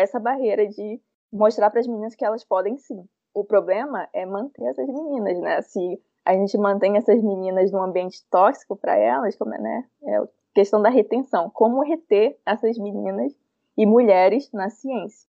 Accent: Ceará, Brazil; now in Rio de Janeiro, Brazil; Eu sou cearense

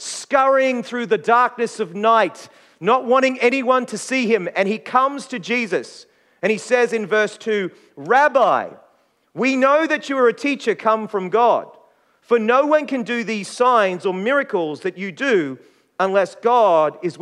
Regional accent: Queensland, Australia; now in South Australia, Australia; as a Queenslander, I grew up watching the State of Origin

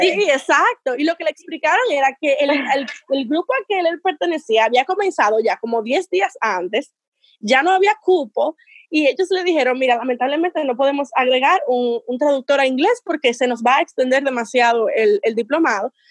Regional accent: Dominican Republic; moved away; dominicanos éramos muchísimos

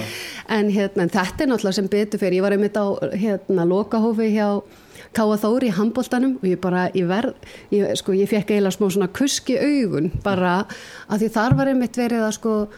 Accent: Reykjavík, Capital Region, Iceland; moved away as an adult; also born or lived in Ólafsfjörður; ég er alveg upp í Reykjavík

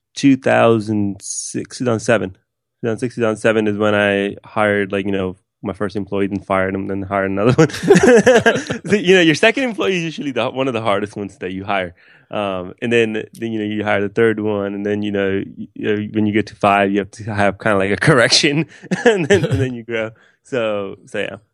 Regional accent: West Palm Beach, Florida, United States; also born or lived in Pakistan; I grew up in West Palm Beach, Florida

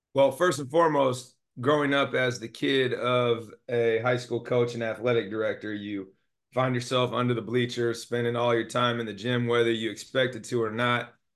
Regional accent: Monterey, California, United States; also born or lived in Alameda, California / Oakland, California; So I was born and raised in the Bay Area in California. Alameda and Oakland specifically. I moved down to the Monterey Peninsula when I was ten.

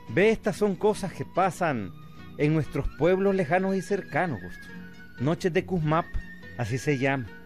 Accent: Nicaragua; como todo nicaragüense, amigo.

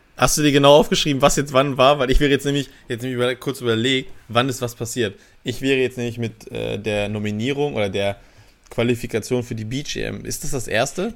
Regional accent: Germany; wir uns als Deutsche

